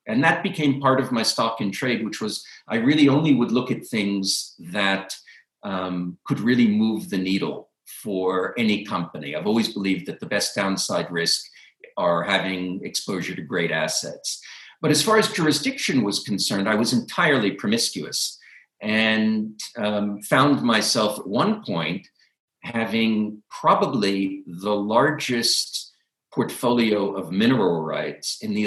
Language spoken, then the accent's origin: English; United States